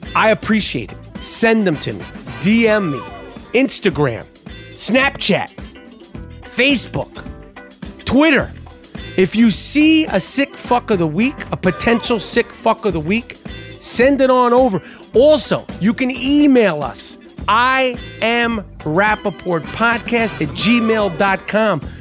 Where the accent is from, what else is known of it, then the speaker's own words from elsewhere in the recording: United States; an American Jew, born and raised in the United States, like myself